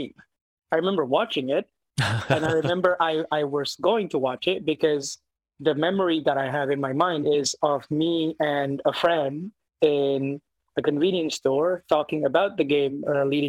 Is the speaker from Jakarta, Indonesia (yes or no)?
yes; Jakarta, Indonesia; moved away; I grew up in Jakarta, essentially, like in Asia